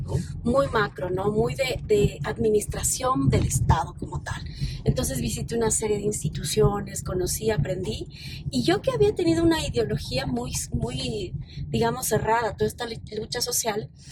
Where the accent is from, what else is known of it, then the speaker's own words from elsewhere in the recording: Quito, Pichincha, Ecuador; also born or lived in Lago Agrio (Nueva Loja), Sucumbíos; Y llegué a Quito cuando tenía 6 años